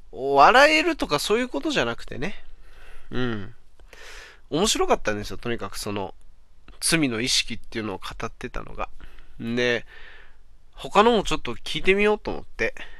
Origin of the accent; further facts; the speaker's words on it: Aomori, Japan; now in Saitama, Japan; 俺、出身が青森だからさ、今となってはまあ埼玉に住んでんだけど